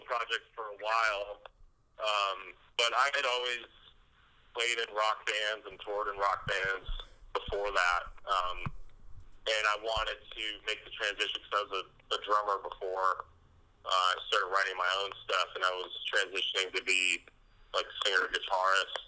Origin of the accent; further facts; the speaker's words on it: Boston, Massachusetts, United States; now in Los Angeles, United States; I'm from Boston area originally